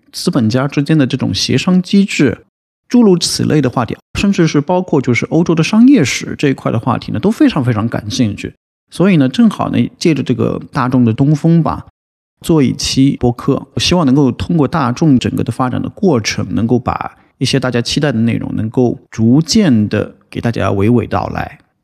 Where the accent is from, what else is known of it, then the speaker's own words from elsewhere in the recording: China; 我们中国人